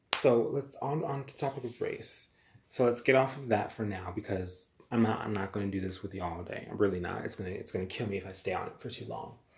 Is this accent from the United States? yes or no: yes; United States; also born or lived in Jamaica; I'm American. I was born here in America. My ethnicity, however, I'm Jamaican. My family is Jamaican